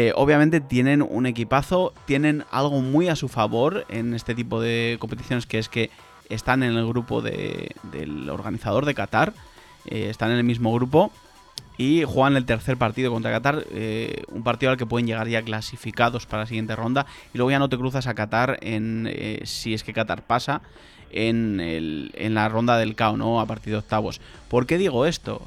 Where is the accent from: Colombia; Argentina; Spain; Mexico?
Spain; soy español